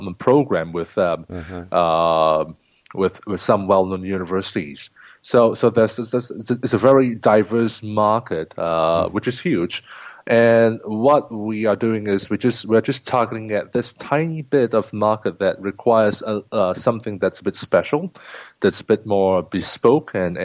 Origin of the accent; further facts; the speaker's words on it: Singapore; moved away as an adult; now in Shanghai, China; I'm a native of Singapore, and then came to Shanghai in 2004